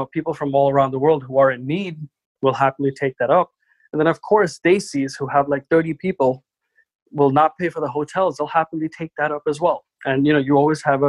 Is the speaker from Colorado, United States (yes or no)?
no; New York City, New York, United States; I absolutely hate New York City because I grew up here